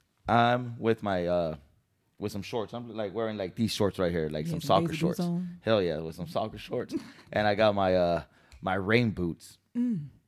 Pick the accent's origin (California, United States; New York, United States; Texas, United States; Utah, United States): California, United States; San Diego; moved away; I'm from Cali, so I'm from San Diego